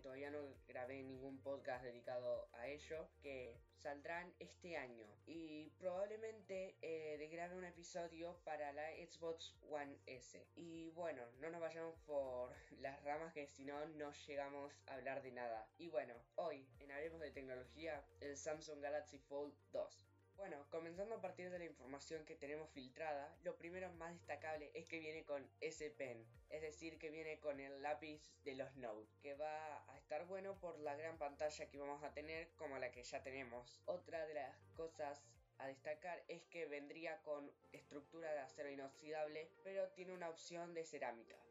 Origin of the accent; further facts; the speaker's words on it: Argentina; Argentina, que es mi país natal